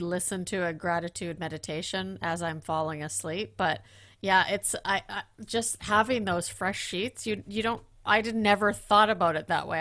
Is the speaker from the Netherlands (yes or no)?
yes; Netherlands; I'm from Holland